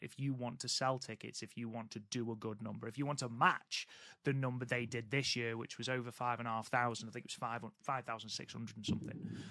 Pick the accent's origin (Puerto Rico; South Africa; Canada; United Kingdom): United Kingdom; England; I am English.